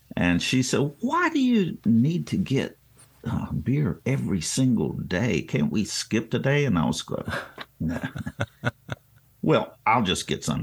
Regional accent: Greensboro, North Carolina, United States; also born or lived in Bowie, Maryland; when we moved from Bowie, Maryland to Greensboro, North Carolina when I was in third grade

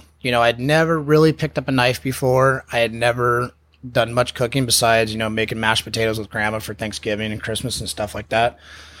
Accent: La Jolla, California, United States; Yep. La Jolla High School.

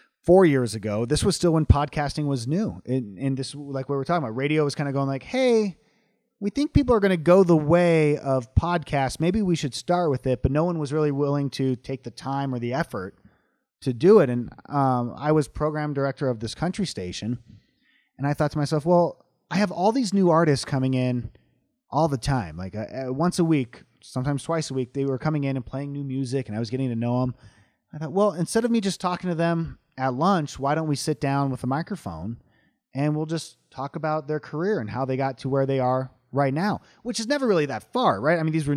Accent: Long Beach, California, United States; moved away; Yeah, I grew up in Long Beach, California.

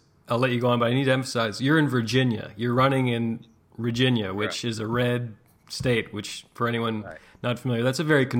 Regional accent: Canada; I'm Canadian

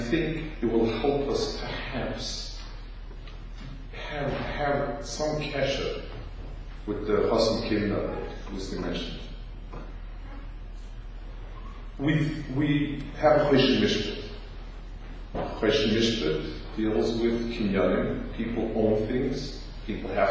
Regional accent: New York, United States; as a New Yorker

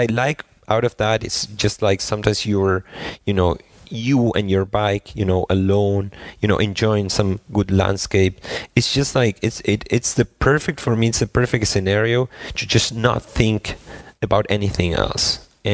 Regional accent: Argentina; moved away as an adult; also born or lived in Spain / San Francisco, United States / Germany; I'm originally from Argentina

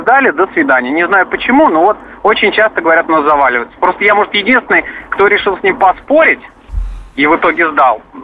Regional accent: Vladimir, Vladimir Oblast, Russia; я из Владимира

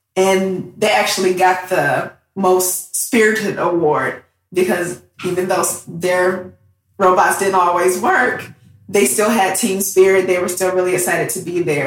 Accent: Southfield, Michigan, United States; moved away as an adult; also born or lived in Detroit, Michigan; now in San Diego, United States; I'm originally from Detroit, Michigan. That's where I grew up, Southfield

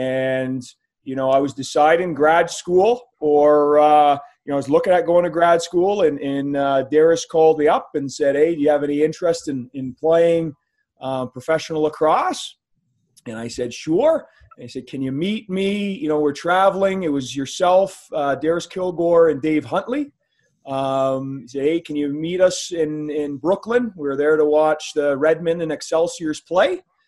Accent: Brantford, Ontario, Canada; I grew up in Brantford, Ontario, and for those who don't know, it's the home of Wayne Gretzky, and so just as a Canadian town

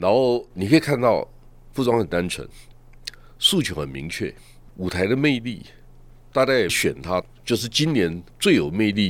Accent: Taiwan; 我们台湾是不错，仅次于矽谷，

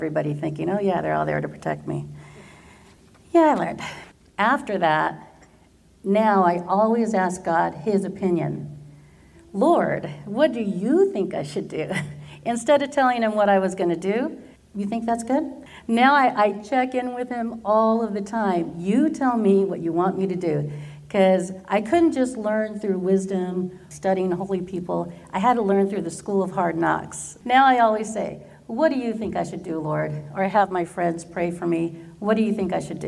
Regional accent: Garden Grove, California, United States; I did all of my schooling here in Garden Grove

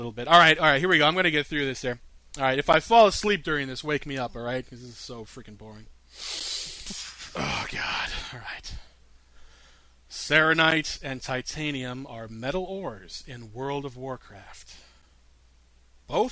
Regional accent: United States; I'm American

